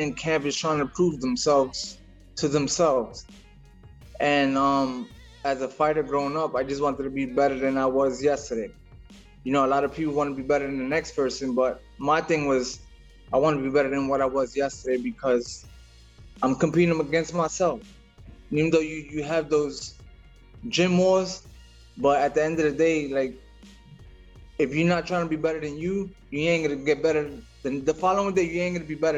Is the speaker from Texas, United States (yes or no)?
no; New York City, New York, United States; moved away as an adult; now in Florida, United States; I was born in Brooklyn, raised in Brooklyn. Now I lived in Florida. I live in Florida now, but I'm a Brooklyn boy.